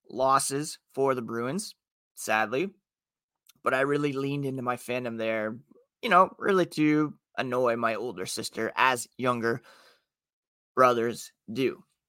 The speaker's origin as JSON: {"language": "English", "town": "Ottawa", "region": "Ontario", "country": "Canada", "tie": "born or raised there", "also_born_or_lived": "Toronto", "said": "born in Toronto and growing up in Ottawa"}